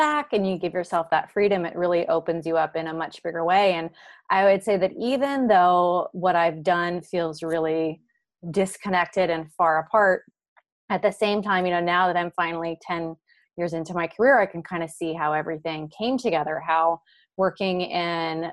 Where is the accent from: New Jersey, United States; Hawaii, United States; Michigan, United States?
Hawaii, United States; growing up in Hawaii, you're a little bit more limited to what you're exposed